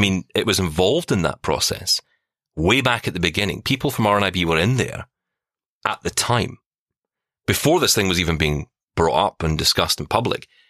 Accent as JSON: {"language": "English", "town": "Glasgow", "region": "Scotland", "country": "United Kingdom", "tie": "born or raised there", "said": "I was a guy from the East End of Glasgow. I was told by my school, learn to type"}